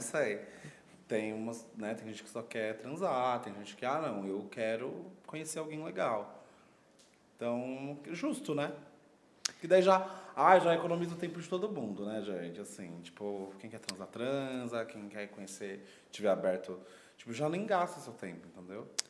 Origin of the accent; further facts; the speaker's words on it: São Paulo, Brazil; Eu sou de São Paulo, já fui pro Rio sem dinheiro